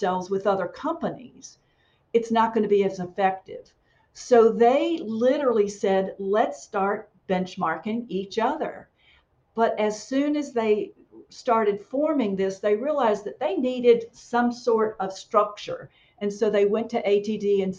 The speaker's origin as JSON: {"language": "English", "region": "North Carolina", "country": "United States", "tie": "born or raised there", "also_born_or_lived": "Germany / Korea", "moved": "as an adult", "said": "I live in North Carolina in the middle of the state in the Research Triangle. I am a North Carolinian by birth and by several generations"}